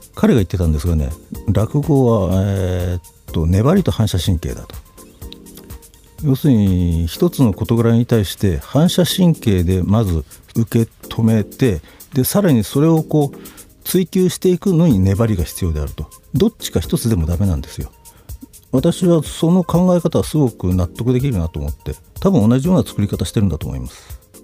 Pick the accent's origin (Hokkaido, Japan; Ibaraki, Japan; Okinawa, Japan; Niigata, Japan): Niigata, Japan; moved away as an adult; also born or lived in Tokorozawa, Saitama; now in Yokohama, Japan; 私新潟の人間なんです